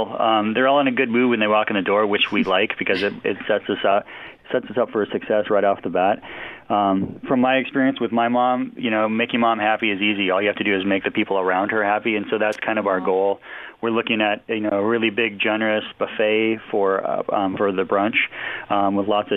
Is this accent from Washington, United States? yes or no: yes; Snoqualmie Valley, Washington, United States; also born or lived in Scottsdale, Arizona / Vail, Colorado; I grew up in the area. I grew up in the Snoqualmie Valley, so I have a lot of roots here in the Seattle, Puget Sound region